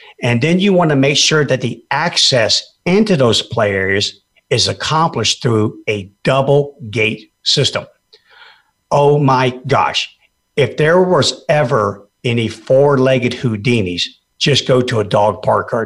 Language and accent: English; Fairbanks, Alaska, United States; I grew up in Alaska and I know a little bit about cold. The interior of Alaska, by the way, not that wimpy old Juneau and Ketchikan down there on the panhandle. I'm talking about Fairbanks, baby.